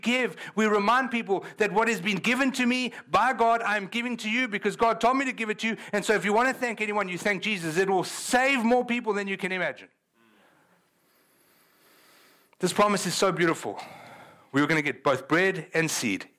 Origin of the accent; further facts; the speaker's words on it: South Africa; moved away; I'm from South Africa